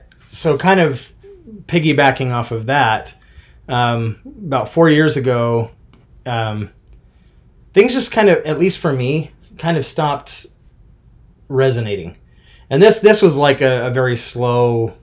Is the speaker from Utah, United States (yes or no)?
yes; Smithfield, Utah, United States; I grew up in Smithfield, pretty much Logan, Cache Valley area.